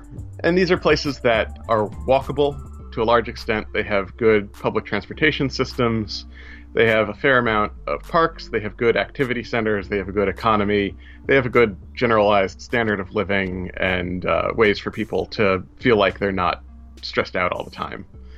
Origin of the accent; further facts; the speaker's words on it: New York City area, United States; also born or lived in Worcester, Massachusetts; I'm from the New York City area. I was there when it happened.